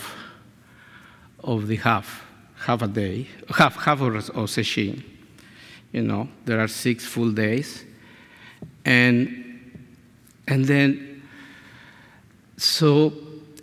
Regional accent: Mexico; first language Spanish; English is a second language; now in San Diego, United States; I show up in Mexico.

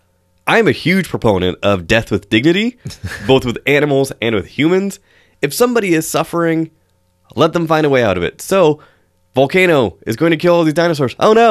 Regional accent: Washington, United States; Moose, like growing up in Eastern Washington, moose stand 8 feet at the shoulders and have 6 feet of antlers.

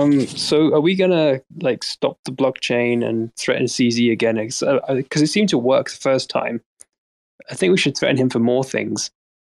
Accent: England, United Kingdom; as an English person

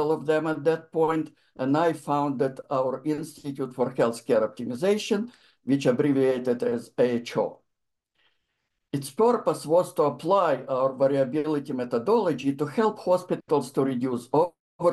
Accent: Ukraine; moved away as an adult; now in United States; I'm from the Soviet Union, particularly in Ukraine. And I came to United States in 1988

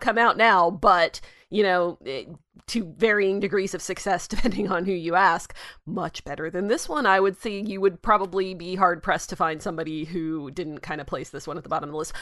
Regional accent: United States

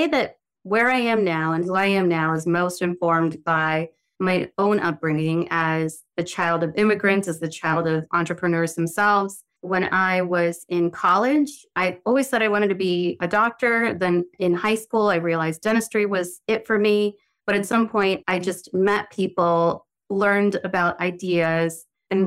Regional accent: the South, United States; now in New York City, United States; I'm from the South and my family are from a fairly tropical place

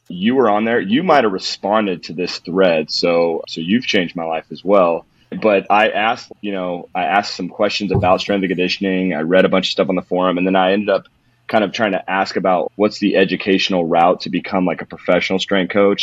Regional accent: Modesto, California, United States; I, I originally grew up in California. I'm from California. I'm from the mecca of carjackings which is Modesto, California

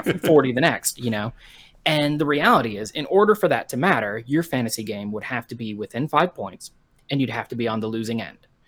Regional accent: Colorado Springs, Colorado, United States; I was born in Colorado Springs, Colorado in nineteen

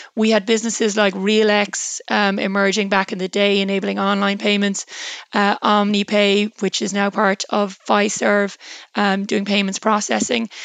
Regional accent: Ireland

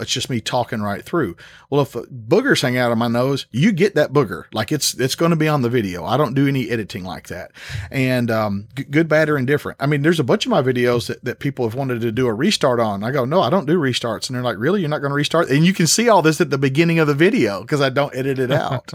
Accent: Tennessee, United States; born and raised in Tennessee

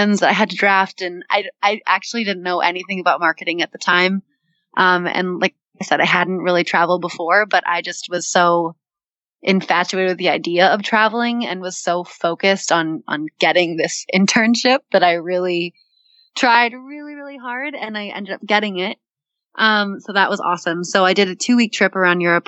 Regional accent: Boston, Massachusetts, United States; now in New York, United States; I'm from Boston

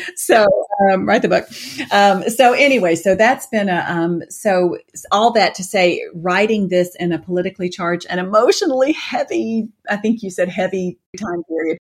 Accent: Atlanta, Georgia, United States; moved away; also born or lived in Colorado; born and raised in Atlanta

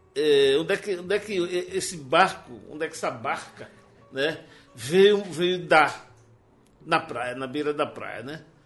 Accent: João Pessoa, Paraíba, Brazil; eu já vivi 63 anos em João Pessoa

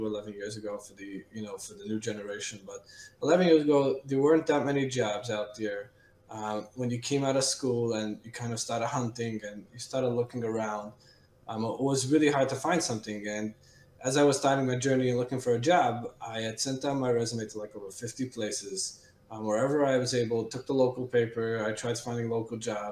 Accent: New York City, New York, United States; also born or lived in Rockland County, New York; because I originally grew up in the city

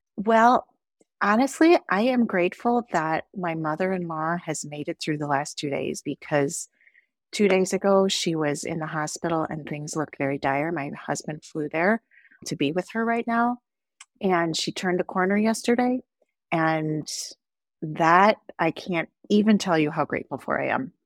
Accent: Wisconsin, United States; also born or lived in Sandy Hook, Connecticut; I am from Wisconsin, and I am a cheesehead at heart. I love being from Wisconsin, I love this state, I love the people here

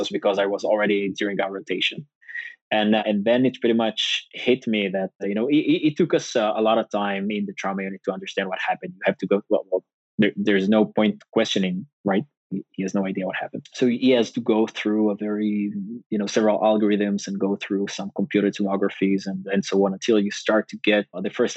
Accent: Northern District, Israel; I grew up in the north

